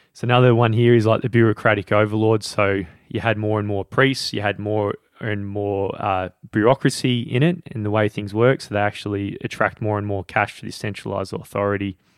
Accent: Australia; I'm Australian

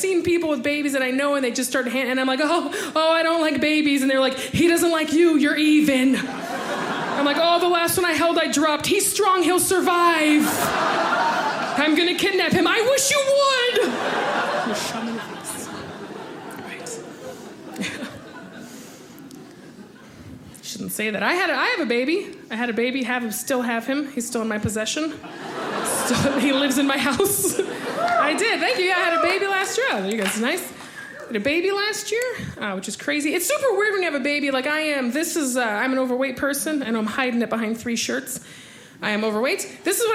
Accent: Tucson, Arizona, United States; I grew up in Arizona. I'm from Tucson, Arizona

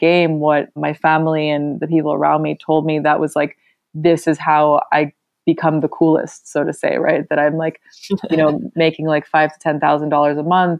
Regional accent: Berlin, Germany; born there; English is a second language; My mother is Russian. My father is German. I was born in Berlin, but I've been to 15 different schools across 3 different languages. So English, German, and Spanish.

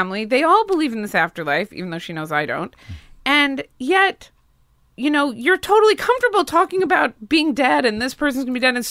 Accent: Spokane, Washington, United States; now in Los Angeles, United States; I grew up in Spokane, Washington.

